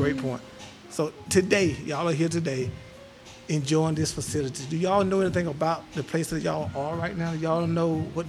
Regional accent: Elberton, Georgia, United States; moved away as an adult; now in Athens, United States; I was born and raised in Elberton. I don't live here currently, but I live in Athens now, but I was born and raised here.

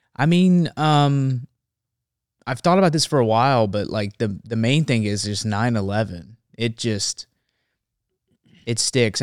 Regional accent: Memphis, Tennessee, United States; now in Nashville, United States; Now I live in Nashville. but I grew up in Memphis, Tennessee

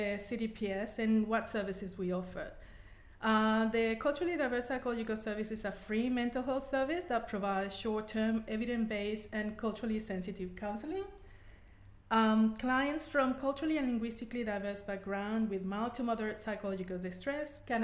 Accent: Venezuela; first language Spanish; English is a second language; moved away as an adult; now in Australia; I'm originally from Venezuela and Spanish is my native language

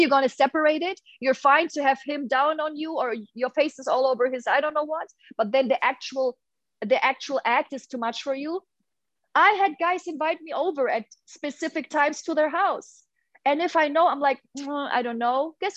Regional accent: Hamburg, Germany; moved away; I'm from Hamburg in Germany, huge red light district

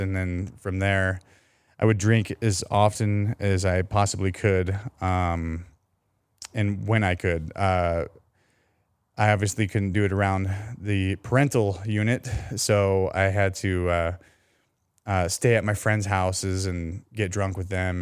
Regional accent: Colorado, United States; now in San Diego, United States; i was raised in Colorado

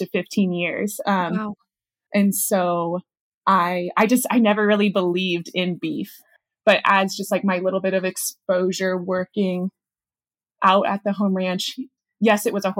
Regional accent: Charlottesville, Virginia, United States; moved away as an adult; now in Clark, Colorado, United States; I grew up in Charlottesville, Virginia, definitely like true suburban neighborhood

